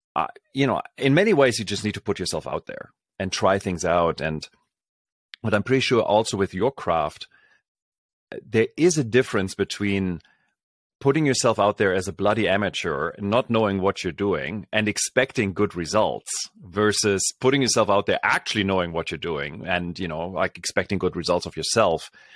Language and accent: English; Berlin, Germany; moved away; I grew up in Germany, so this is, uh, back in Berlin